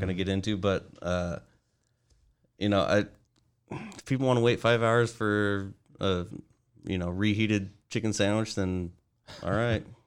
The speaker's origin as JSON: {"language": "English", "town": "Aberdeen", "region": "Washington", "country": "United States", "tie": "born or raised there", "said": "I grew up in Aberdeen, Washington, the west side of the state"}